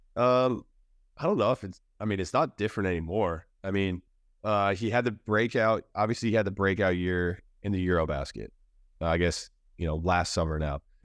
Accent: Michigan, United States; moved away; I'm from Michigan

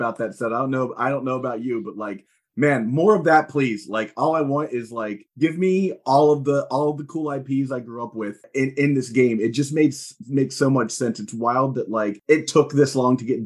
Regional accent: Philadelphia, Pennsylvania, United States; also born or lived in New Brunswick / Brooklyn; I grew up here

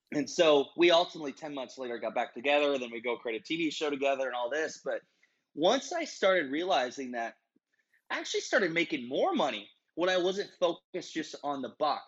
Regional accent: Iowa, United States; also born or lived in Minnesota; I'm from Iowa. Everybody likes a Midwestern Iowa boy

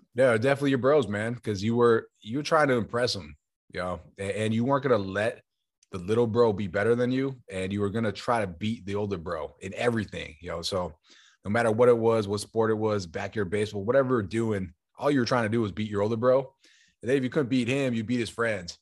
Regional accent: Buffalo, New York, United States; moved away as an adult; also born or lived in Arizona

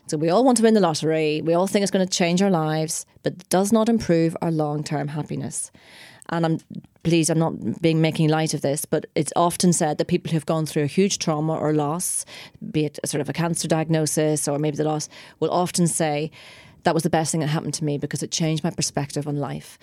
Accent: Ireland; we're Irish as well

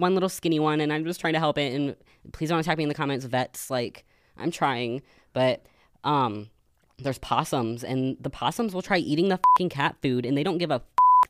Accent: Ohio, United States; moved away; also born or lived in Arizona; I did grow up in Ohio

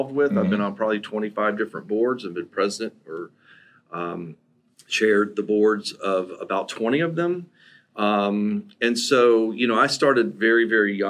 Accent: Gainesville, Florida, United States; ended up getting married and coming to Gainesville after my dad served 8 years

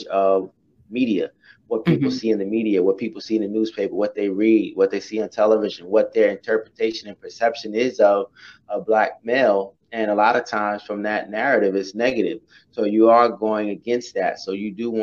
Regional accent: New York City, New York, United States; I'm from Brooklyn

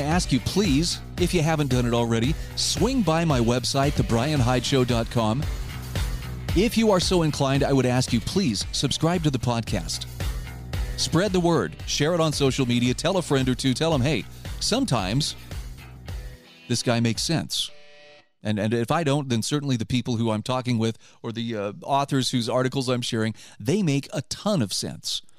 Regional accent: Utah, United States; my home state of Utah

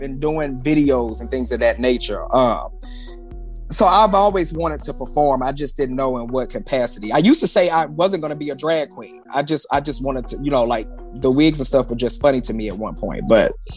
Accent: St. Louis, Missouri, United States; moved away; I grew up in the Bible Belt in St. Louis, Missouri

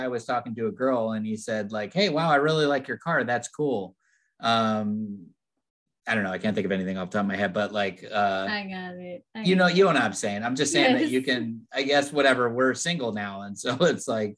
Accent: California, United States; I'm from California.

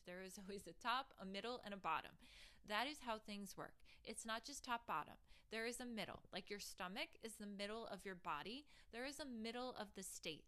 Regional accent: New Jersey, United States; I'm from Jersey

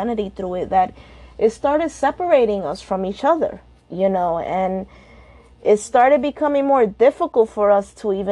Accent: New York City, New York, United States; I'm Dominican and Puerto Rican. That's my background. I was born and raised in New York City

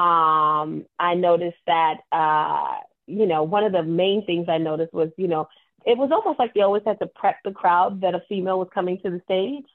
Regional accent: New York, United States; I'm from New York

